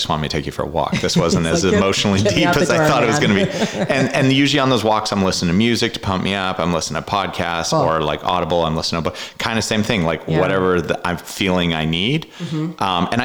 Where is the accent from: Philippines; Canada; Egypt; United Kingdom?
Canada; moved away; I grew up in Canada